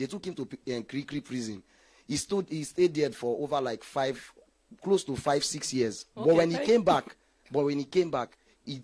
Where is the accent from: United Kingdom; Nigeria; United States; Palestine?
Nigeria; Lagos; when I was growing up in Ajegunle